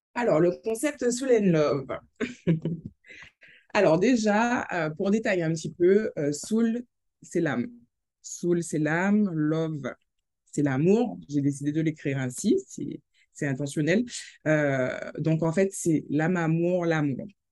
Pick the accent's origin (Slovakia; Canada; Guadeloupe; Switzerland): Guadeloupe; Saint-Claude; je suis guadeloupéenne, Saint-Claudienne